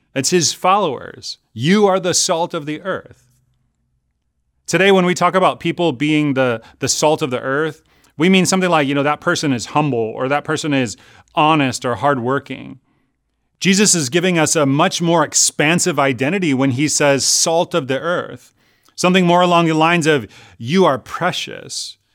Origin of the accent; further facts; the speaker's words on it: Chicago, Illinois, United States; now in California, United States; Growing up in Chicago